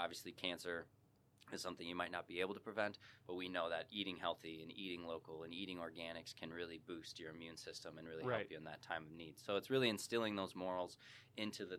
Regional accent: Chicago, Illinois, United States; now in St. Charles, United States; I was born and raised in Chicago suburbs

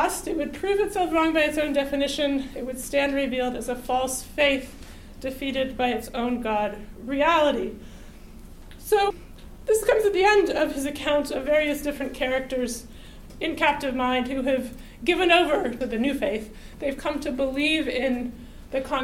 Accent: United States; an American

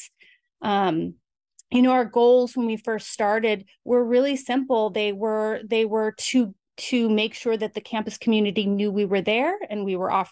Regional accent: Albuquerque, New Mexico, United States; moved away; I grew up in Albuquerque, New Mexico

